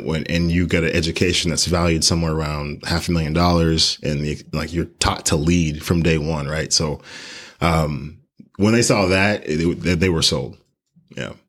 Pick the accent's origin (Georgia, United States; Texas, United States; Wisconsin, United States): Texas, United States; Houston; also born or lived in Colorado Springs; born and raised in Houston, Texas